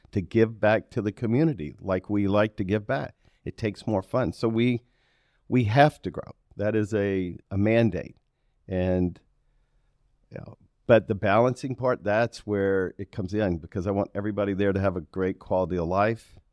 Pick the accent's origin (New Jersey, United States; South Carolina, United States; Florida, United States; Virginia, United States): South Carolina, United States; Aiken; now in Charlotte, United States; I grew up in Aiken